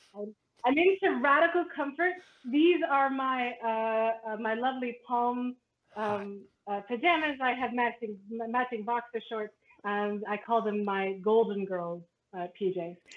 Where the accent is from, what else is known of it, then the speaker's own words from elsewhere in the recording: Canada; as a Canadian and as a Canadian that who who was often considered American. It's because my parents are American